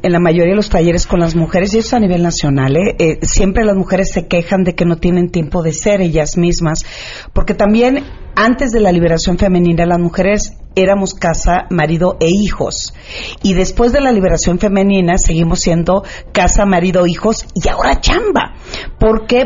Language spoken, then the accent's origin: Spanish; Culiacán, Sinaloa, Mexico; en Sinaloa, que soy de Culiacán